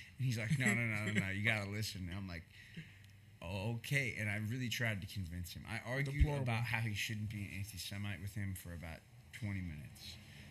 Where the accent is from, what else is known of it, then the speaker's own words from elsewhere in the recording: Lombard, Illinois, United States; I know I'm from Lombard, and I want to, like, maybe run for office in Lombard one day